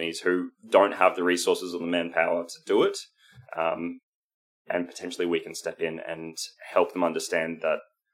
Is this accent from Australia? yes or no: yes; Queensland, Australia; We come from Queensland